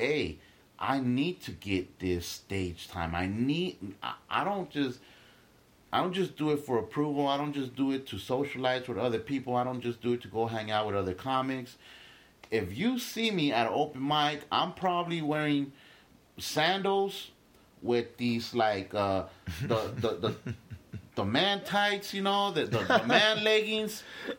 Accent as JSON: {"language": "English", "town": "Los Angeles", "region": "California", "country": "United States", "tie": "born or raised there", "also_born_or_lived": "Guatemala"}